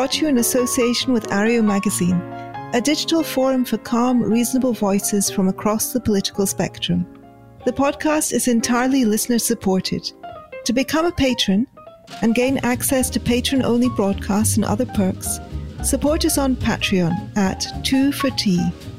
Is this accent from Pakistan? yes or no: yes; Pakistan; moved away; I grew up, of course, in Pakistan.